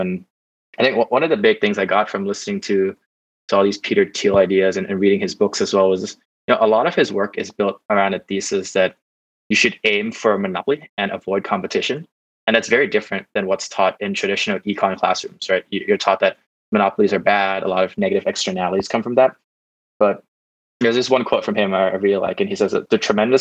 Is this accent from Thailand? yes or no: yes; Bangkok, Thailand; also born or lived in California, United States; I grew up in Bangkok, spent my whole life growing up here